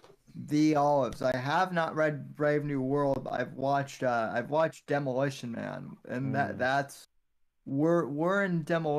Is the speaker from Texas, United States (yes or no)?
no; Colorado, United States; now in Florida, United States; when I was growing up in Colorado